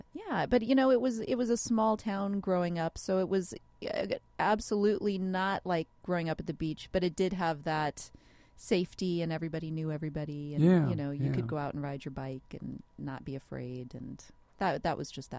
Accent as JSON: {"language": "English", "town": "Walla Walla", "region": "Washington", "country": "United States", "tie": "born or raised there", "also_born_or_lived": "Seattle, Washington", "moved": "as an adult", "said": "I really grew up in Walla Walla, Washington, which is on the eastern side of Washington, and then moved to Seattle when I was in high school."}